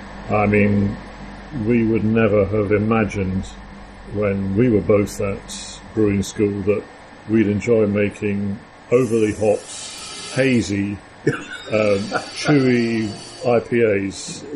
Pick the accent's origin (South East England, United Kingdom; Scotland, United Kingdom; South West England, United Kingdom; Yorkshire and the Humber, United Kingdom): Scotland, United Kingdom; I'm originally a Scot.